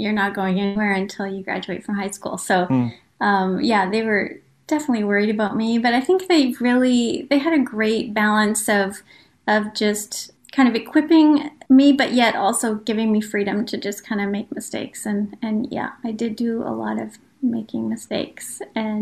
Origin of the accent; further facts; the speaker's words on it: Melfort, Saskatchewan, Canada; moved away as an adult; now in British Columbia, Canada; I'm from Melfort, Saskatchewan. I'm a small town girl